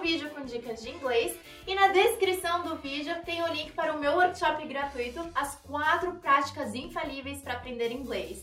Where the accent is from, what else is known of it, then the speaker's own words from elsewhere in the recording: Brazil; É assim que a gente fala em português aqui no Brasil